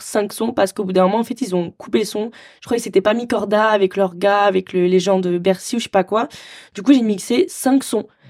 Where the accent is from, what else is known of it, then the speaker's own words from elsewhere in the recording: Marseille, Provence-Alpes-Côte d'Azur, France; j'ai grandi à Marseille